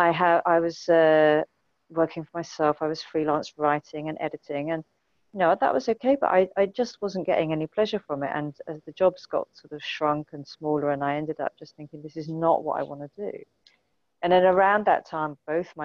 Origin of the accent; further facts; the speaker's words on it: Winchester, South East England, United Kingdom; also born or lived in just outside London; now in London, United Kingdom; although I was born just outside London, I then moved to Winchester, and that's where I grew up, in a tiny village.